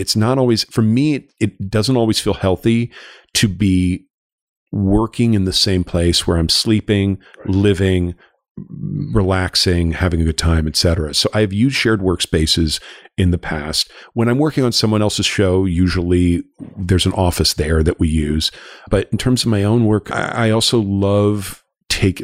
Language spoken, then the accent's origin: English; Los Angeles, California, United States; I grew up in Los Angeles. I'm I'm a, I'm a I'm a native, but a prodigal son who moved back here.